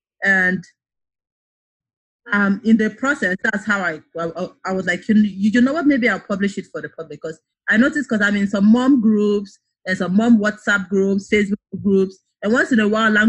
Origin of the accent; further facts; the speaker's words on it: eastern Nigeria, Nigeria; moved away as an adult; now in United States; I was born and raised in Nigeria, and I guess I lived in the East, so for the most part, I could understand Igbo and speak Igbo.